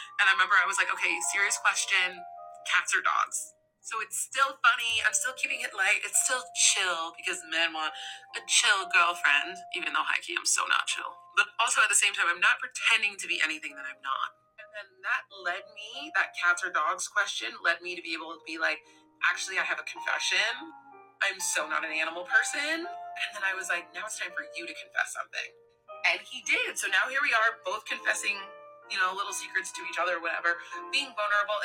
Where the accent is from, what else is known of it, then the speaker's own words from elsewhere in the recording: New Jersey, United States; I'm from the part of New Jersey that has the best pizza, the best beaches, and the best music scene